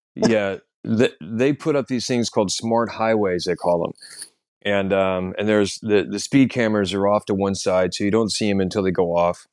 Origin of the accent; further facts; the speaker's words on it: United States; now in London, United Kingdom; I'm an American comedian living in London